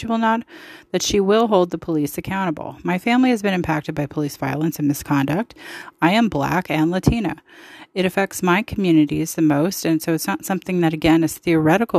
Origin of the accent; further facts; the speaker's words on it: San Francisco, California, United States; I definitely did mine in 1983 in Rivendell Middle School in 46th and Irving Street in the Outer Sunset